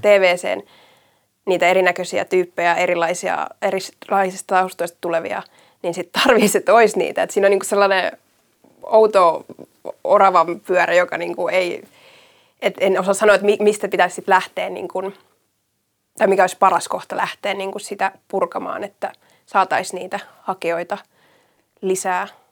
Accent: Järvenpää, Uusimaa, Finland; mä oon niitä Järvenpäästä kotoisin

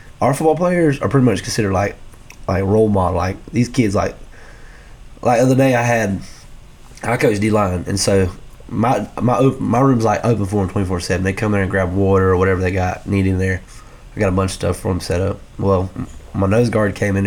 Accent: Lakeland, Georgia, United States; also born or lived in Homerville, Georgia; Then they decided to move here in Lakeland. And so we grew up, me and all my families grew up here.

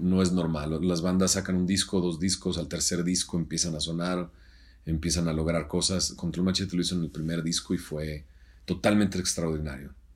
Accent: Monterrey, Nuevo León, Mexico; also born or lived in Scranton, Pennsylvania; soy de Monterrey, soy del 74

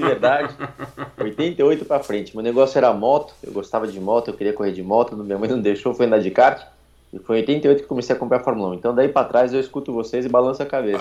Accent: São Paulo, Brazil; Meu pai tinha uma gráfica na, na Moca, onde eu nasci, de onde, de onde eu venho

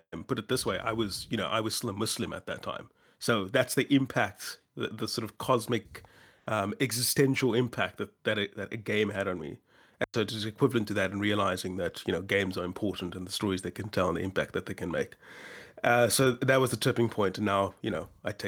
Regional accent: South Africa; I'm a South African writer

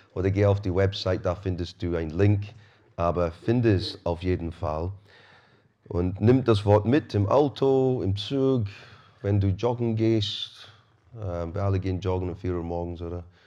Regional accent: Scotland, United Kingdom; now in Rosenheim, Germany; Ich bin Schotte

